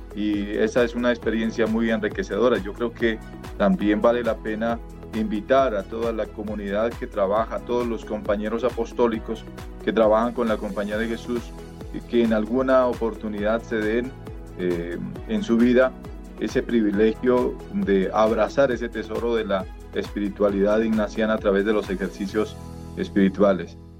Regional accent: Colombia; soy em, colombiano

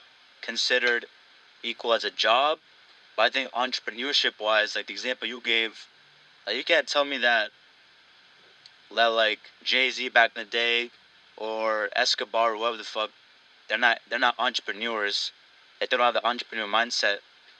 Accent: Nepal; I'm from Nepal, yeah.

